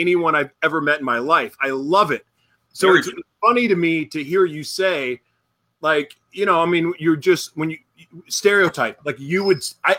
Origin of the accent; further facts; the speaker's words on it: Oklahoma, United States; growing up in Oklahoma